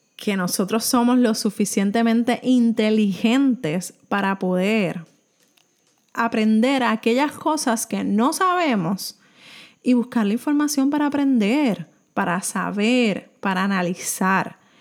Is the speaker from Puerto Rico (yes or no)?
yes; Puerto Rico; soy de Puerto Rico